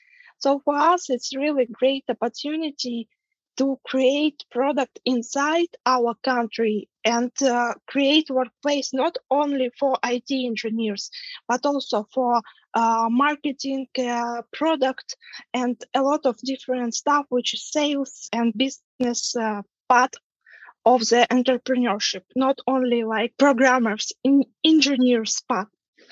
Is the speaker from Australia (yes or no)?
no; Donetsk Oblast, Ukraine; English is a second language; moved away as an adult; also born or lived in Kyiv; I'm Ukrainian, and I was born and raised in the Donetsk region, which was first invaded by Russian in 2014.